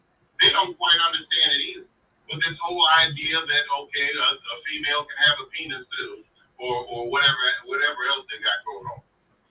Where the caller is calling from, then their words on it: Doswell, Virginia, United States; Doswell, Virginia.